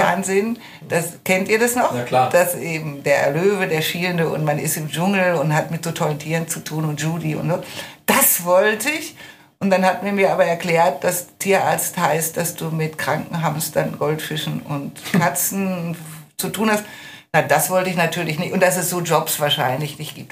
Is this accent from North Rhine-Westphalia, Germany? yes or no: yes; Lüdenscheid, North Rhine-Westphalia, Germany; moved away as an adult; also born or lived in Lüneburg / Hattingen; Ich bin geboren in Lüneburg am Sande. Ähm, aber nach ein paar Monaten sind wir dann schon weggezogen nach, glaube nach Hattingen und dann ging es nach Lüdenscheid. Da war ich vier